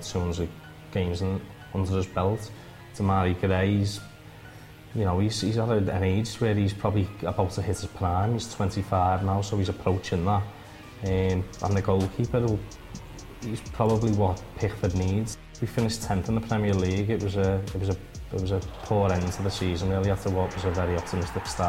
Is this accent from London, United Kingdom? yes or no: no; Liverpool, North West England, United Kingdom; confrontation's ingrained in us in Liverpool